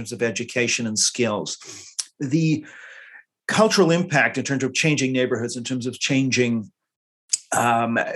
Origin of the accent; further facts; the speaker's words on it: Canada; now in London, United Kingdom; being Canadian